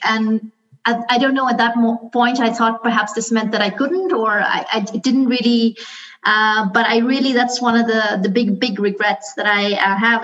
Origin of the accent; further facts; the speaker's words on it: Karachi, Sindh, Pakistan; moved away; I grew up in Karate Karachi, which um, you know we speak Urdu and English.